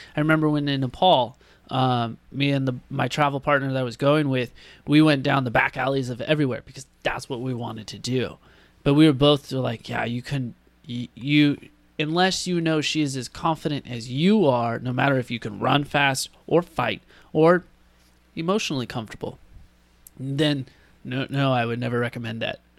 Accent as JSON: {"language": "English", "town": "San Diego", "region": "California", "country": "United States", "said": "We were always from San Diego over from California"}